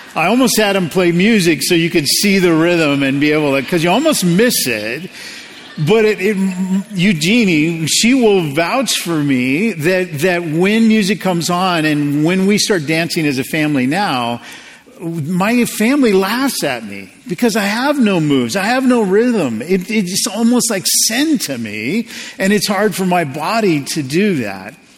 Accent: United States; as an American

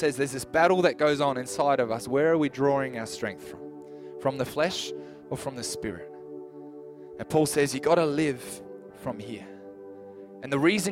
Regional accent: New Zealand; also born or lived in Adelaide, Australia; now in Clare Valley, Australia; I'm a New Zealand citizen. I'm from New Zealand

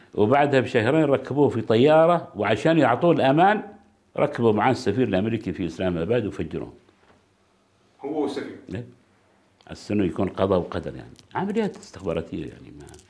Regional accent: Oman; عندنا في عمان

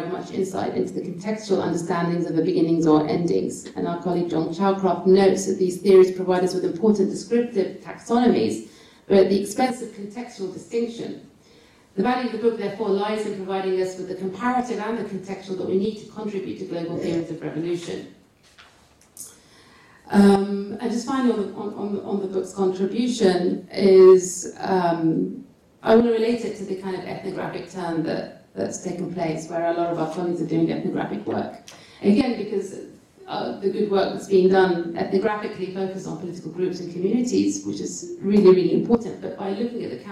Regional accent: Bahrain; where I'm from Bahrain

